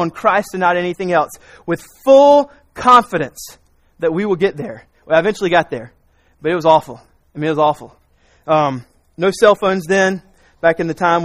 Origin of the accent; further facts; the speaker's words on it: South Carolina, United States; also born or lived in Raleigh, North Carolina; I grew up in South Carolina